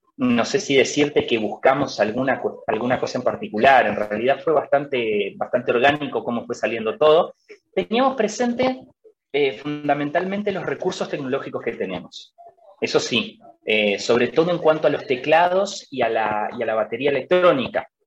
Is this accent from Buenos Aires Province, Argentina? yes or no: no; Concordia, Entre Ríos, Argentina; somos todos de acá de, la ciudad de Concordia, nosotros somos de Entre Ríos